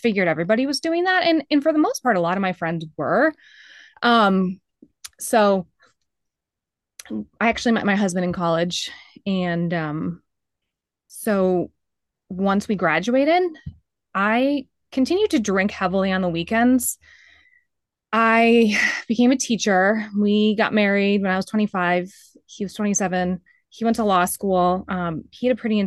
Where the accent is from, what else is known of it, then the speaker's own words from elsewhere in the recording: Greenwich, Connecticut, United States; I grew up in Greenwich, Connecticut